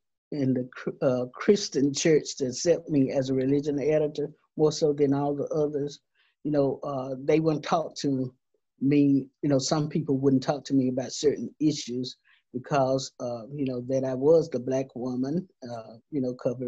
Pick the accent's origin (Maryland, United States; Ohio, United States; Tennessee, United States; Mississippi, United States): Mississippi, United States; Laurel; when I was growing up in Laurel, Laurel, Mississippi, Jones County